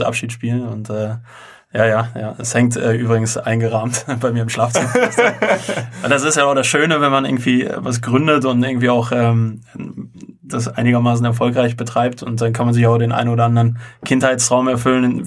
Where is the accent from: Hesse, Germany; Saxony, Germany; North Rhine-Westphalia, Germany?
North Rhine-Westphalia, Germany; Unna; nicht direkt aus Holzwickede. Holzwickede gehört zum Kreis Unna und wir kommen halt beide aus Unna